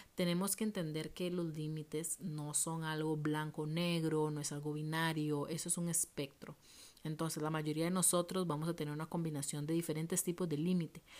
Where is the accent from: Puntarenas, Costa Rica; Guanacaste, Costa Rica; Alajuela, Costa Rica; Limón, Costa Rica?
Guanacaste, Costa Rica; Liberia; moved away as an adult; now in Heredia, Costa Rica; yo crecí y viví en Liberia em, y me vine a vivir Heredia